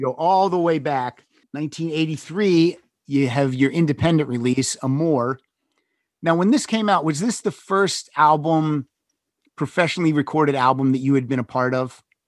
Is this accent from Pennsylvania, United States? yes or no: yes; State College, Pennsylvania, United States; I grew up in Western Pennsylvania, right outside State College, PA